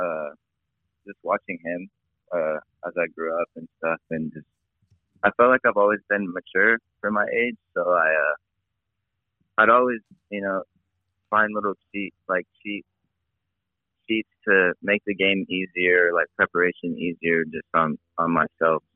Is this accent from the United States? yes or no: yes; San Diego, California, United States; growing up in San Diego